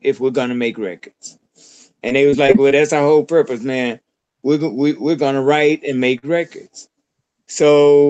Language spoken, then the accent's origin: English; Texas, United States; moved away; also born or lived in Los Angeles; I'm originally from Texas